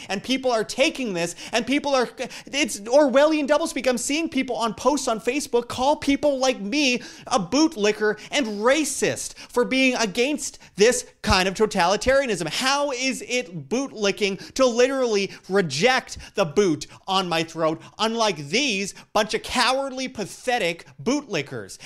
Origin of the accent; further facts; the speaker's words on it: Canada; I'm from Canada